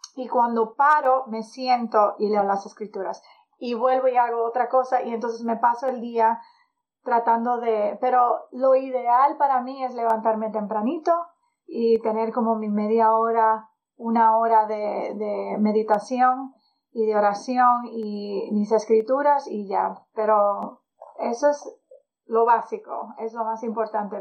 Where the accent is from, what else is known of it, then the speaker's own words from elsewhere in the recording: Dominican Republic; moved away; also born or lived in California; Yo soy dominicana